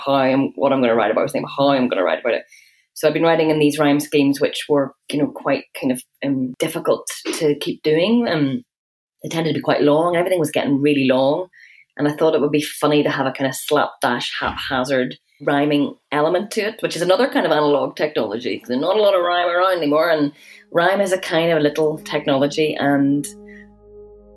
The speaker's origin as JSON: {"language": "English", "region": "Northern Ireland", "country": "United Kingdom", "said": "I am a poet from Northern Ireland"}